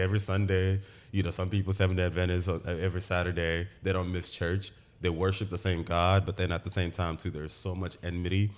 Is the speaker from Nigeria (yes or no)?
yes; Aba, Abia, Nigeria; now in United States; I was born in Aba. I grew up in Aba. Um, I lived in Aba for the, the entire time I lived in Nigeria until I moved to America.